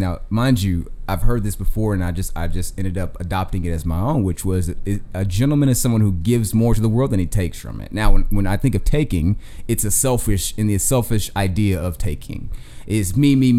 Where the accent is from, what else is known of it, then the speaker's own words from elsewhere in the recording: the South, United States; I'm from the South. My family's from the South, Florida, Georgia, Texas